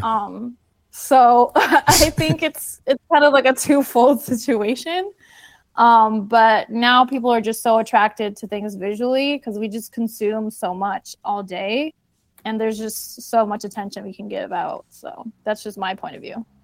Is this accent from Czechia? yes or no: no; Puerto Rico; I'm from Puerto Rico